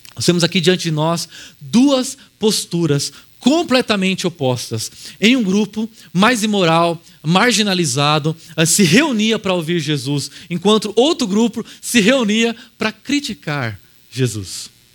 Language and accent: Portuguese; Araraquara, São Paulo, Brazil; moved away; eu voltei para Araraquara, que é minha cidade natal, e eu comecei a caminhar por um instante pelas ruas onde eu cresci